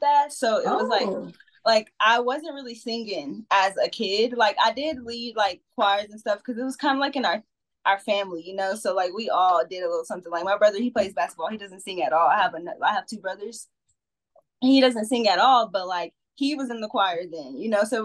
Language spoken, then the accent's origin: English; Ocean Springs, Mississippi, United States; I'm from Ocean Springs, Mississippi, so it's a little small town